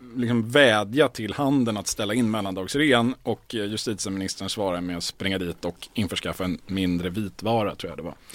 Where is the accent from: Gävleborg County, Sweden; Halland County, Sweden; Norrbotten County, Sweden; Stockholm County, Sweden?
Stockholm County, Sweden; Stockholm; jag som är stockholmare